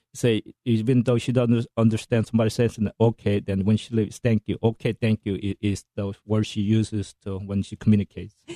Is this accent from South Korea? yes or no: yes; South Korea; now in United States; i'm american first and korean second